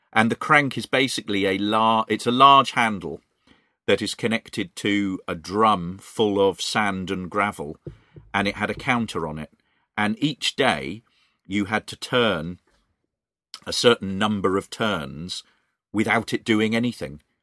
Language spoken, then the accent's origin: English; Reading, South East England, United Kingdom; Reading is my hometown